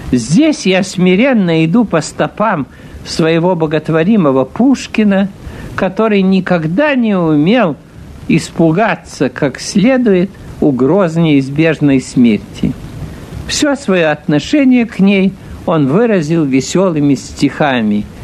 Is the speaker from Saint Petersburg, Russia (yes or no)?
yes; Saint Petersburg, Russia; born there; Когда я родился в Петербурге, у пяти углов – неподалеку от Владимирской церкви